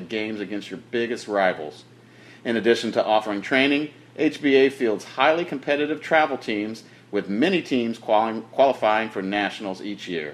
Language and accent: English; Indianapolis, Indiana, United States; I was born and raised in Indianapolis for my first 25 years of my life.